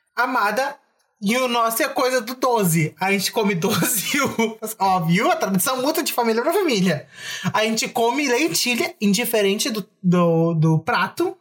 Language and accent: Portuguese; Bagé, Rio Grande do Sul, Brazil; a gente é de Bagé